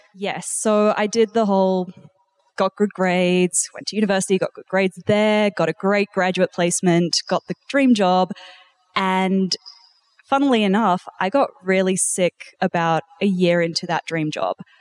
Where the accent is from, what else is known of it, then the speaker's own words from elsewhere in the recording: New Zealand; also born or lived in South Africa; now in Australia; I'm actually originally South African, and then I grew up in New Zealand.